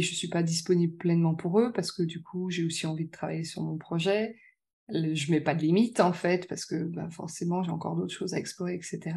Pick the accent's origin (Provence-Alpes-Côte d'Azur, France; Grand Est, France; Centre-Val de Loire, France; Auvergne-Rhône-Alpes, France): Auvergne-Rhône-Alpes, France; Lyon; suis de Lyon